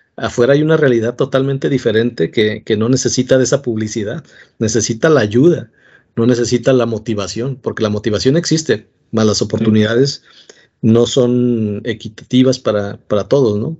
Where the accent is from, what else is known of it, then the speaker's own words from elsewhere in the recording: Mexico; todos somos mexicanos